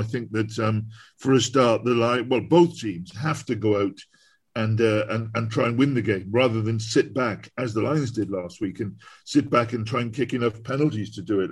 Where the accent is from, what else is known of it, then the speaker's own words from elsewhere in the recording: Newport, Wales, United Kingdom; I was born in Newport